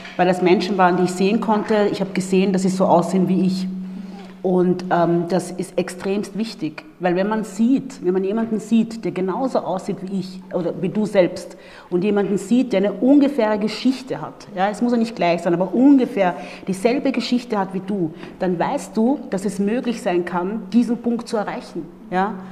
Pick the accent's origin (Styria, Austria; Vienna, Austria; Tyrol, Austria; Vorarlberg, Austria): Vienna, Austria; accent: Viennese; also born or lived in Democratic Republic of the Congo; ich bin ja hier in Wien groß geworden, ursprünglich aus der Demokratischen Republik Kongo geboren und äh, dann mit circa vier Jahren nach Wien gekommen